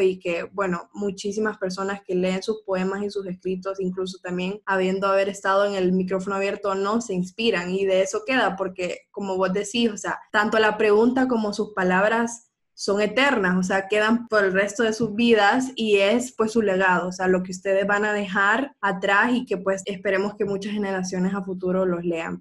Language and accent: Spanish; Honduras; somos mujeres hondureñas